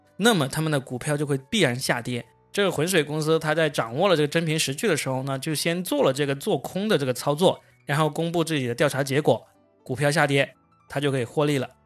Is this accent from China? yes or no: yes; China; 我们中国人